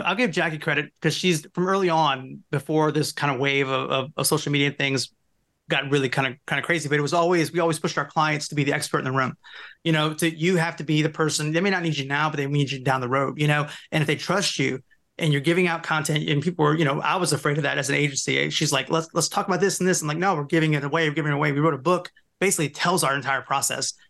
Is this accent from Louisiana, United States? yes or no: yes; Louisiana, United States; also born or lived in Seattle; we're both from Louisiana, Jack